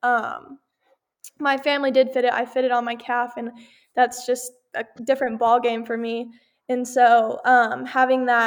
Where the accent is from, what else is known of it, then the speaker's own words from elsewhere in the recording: Texas, United States; I'm from Texas